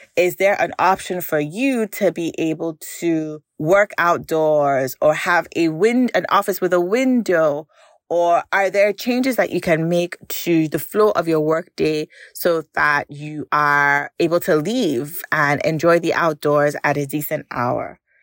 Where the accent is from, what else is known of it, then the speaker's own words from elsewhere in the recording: Nigeria; growing up in Nigeria